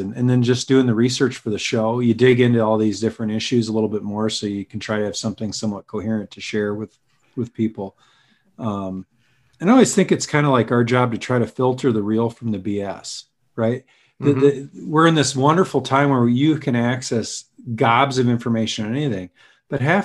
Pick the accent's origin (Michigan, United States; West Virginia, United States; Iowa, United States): Iowa, United States; outside of Carroll, Western; moved away; also born or lived in Minnesota; I grew up outside of Carroll